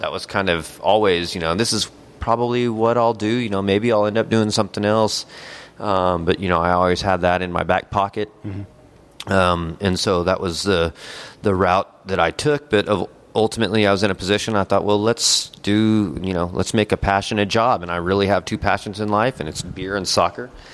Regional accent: El Paso, Texas, United States; moved away as an adult; also born or lived in Lubbock, Texas; now in Dallas, United States; I'm originally from El Paso, Texas

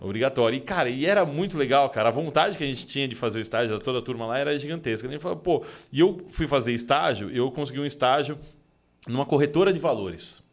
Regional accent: São Paulo, Brazil; Sou nascido e criado aqui em São Paulo mesmo

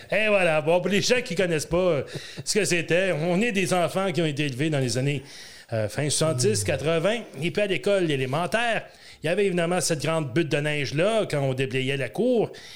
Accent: Ontario, Canada; On vient de l'Ontario

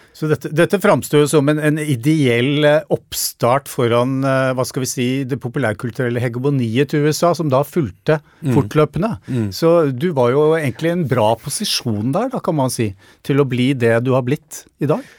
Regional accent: Norway; i nabolaget der jeg vokste opp, rett utenfor Oslo

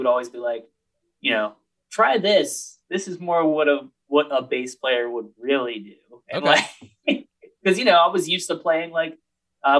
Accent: Altoona, Pennsylvania, United States; moved away as an adult; I'm from Altoona, which is like 2 or 3 hours south of Philly. So we're both from Pennsylvania

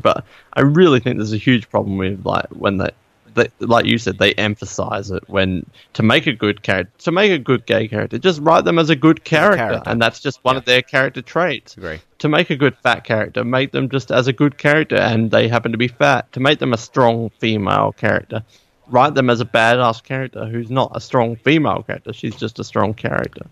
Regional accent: Australia; I'm from Australia.

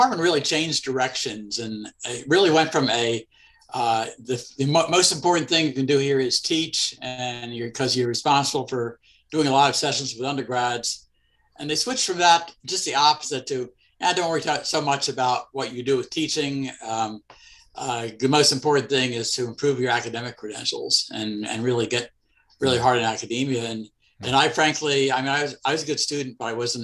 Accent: East Coast, United States; moved away as an adult; also born or lived in Washington, D.C. / Baltimore, Maryland / New Haven, Connecticut; now in Columbia, United States; I'm from the East Coast. I was born in Washington, D.C., and spent most of my young years in either Washington, D.C., or Baltimore, Maryland, or the New Haven, Connecticut area.

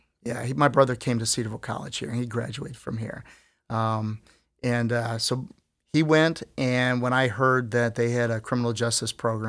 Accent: Philippines; born there; also born or lived in New York; We're in the Philippines. I was born in the Philippines. I spent some time in New York and in third grade

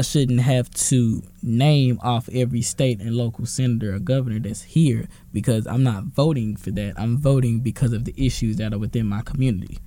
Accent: Dallas, Texas, United States; I'm from Dallas.

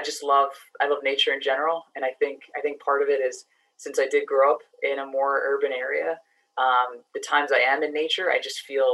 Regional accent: New York City, New York, United States; moved away as an adult; also born or lived in Boston, Massachusetts; now in Massachusetts, United States; I grew up in the Bronx, New York originally. So spent, you know, all my childhood there, same apartment building

